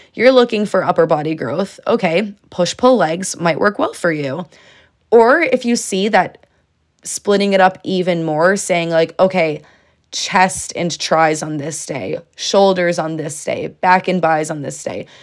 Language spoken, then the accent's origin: English; Connecticut, United States; I'm from Connecticut, so I do go to the University of Connecticut